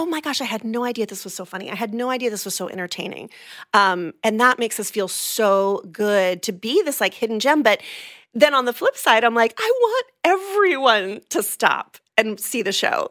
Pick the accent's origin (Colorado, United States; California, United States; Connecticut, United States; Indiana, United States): California, United States; moved away as an adult; now in Orlando, United States; I'm originally from California, um, from the San Diego and L A areas. Moved here in two thousand three